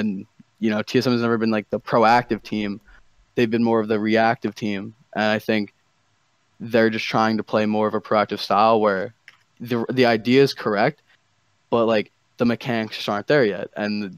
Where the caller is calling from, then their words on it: New Jersey, United States; New Jersey, dude. New Jersey.